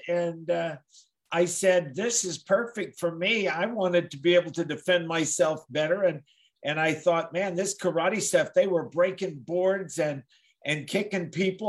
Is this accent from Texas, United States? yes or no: yes; Kingsville, Texas, United States; And I was at Texas A&I University then in my hometown.